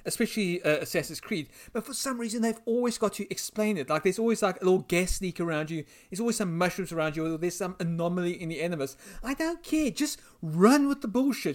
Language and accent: English; South Africa; I'm from South Africa.